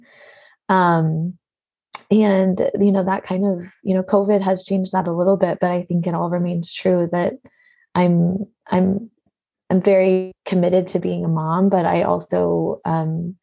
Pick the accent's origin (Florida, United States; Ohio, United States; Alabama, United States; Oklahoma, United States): Oklahoma, United States; moved away as an adult; now in Portland, United States; I grew up in Oklahoma